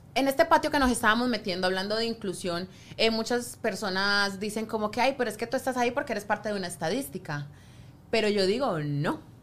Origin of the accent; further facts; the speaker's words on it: Colombia; now in United States; colombiana, tú sabes que acá los colombianos